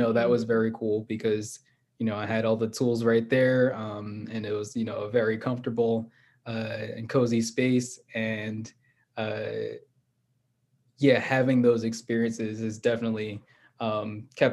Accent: Philadelphia, Pennsylvania, United States; I grew up in Philly

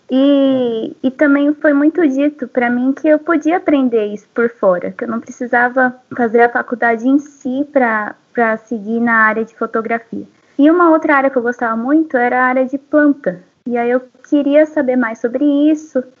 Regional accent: São Paulo, Brazil; desde criança, assim, eu sou da cidade grande, né? Eu sou de São Paulo, capital.

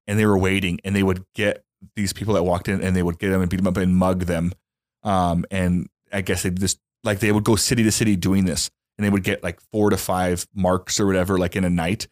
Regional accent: Louisiana, United States; I grew up in Louisiana in a trailer

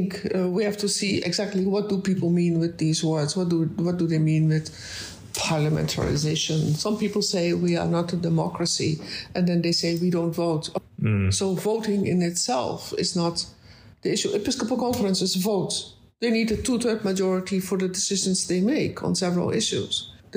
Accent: Netherlands; I'm from the Netherlands.

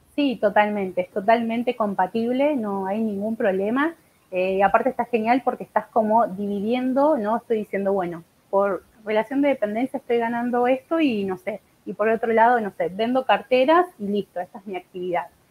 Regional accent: Buenos Aires, Argentina; soy de acá de Buenos Aires.

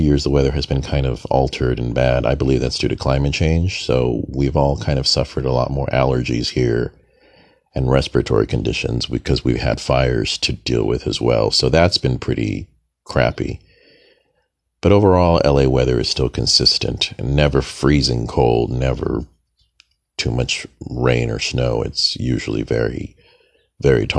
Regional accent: Los Angeles, California, United States; this is my hometown, Los Angeles. I was born and raised here some decades ago.

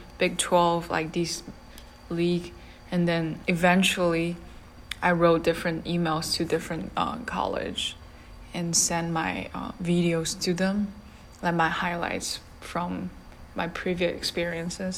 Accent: Shanghai, China; English is a second language; moved away as an adult; now in Tallahassee, United States; I'm from Shanghai, China

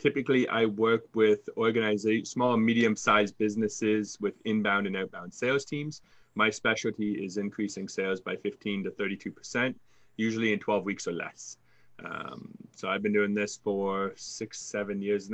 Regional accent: Canada; accent: Canadian; I'm Canadian, so fellow Canadians hear my accent, but other countries do not.

